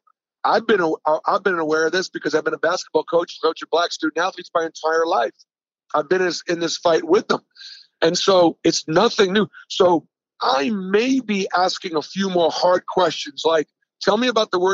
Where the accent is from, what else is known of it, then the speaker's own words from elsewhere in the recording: Boston, Massachusetts, United States; I was born in 1960 in Boston